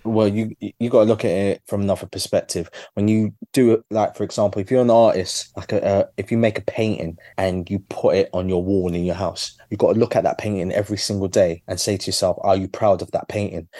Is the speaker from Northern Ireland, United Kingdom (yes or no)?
no; London, United Kingdom; my journey as a Londoner